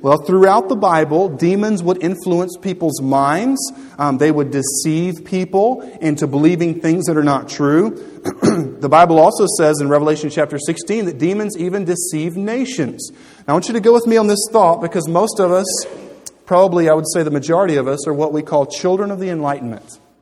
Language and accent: English; United States; I'm an American